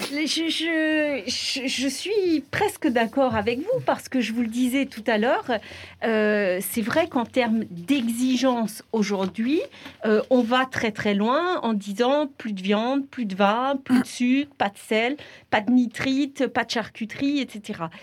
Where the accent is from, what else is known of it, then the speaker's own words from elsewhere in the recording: France; chez nous, en France